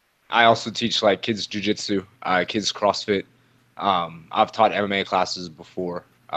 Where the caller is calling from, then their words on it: Washington, District of Columbia, United States; I'm just hanging out at my home in Washington, D.C. right now.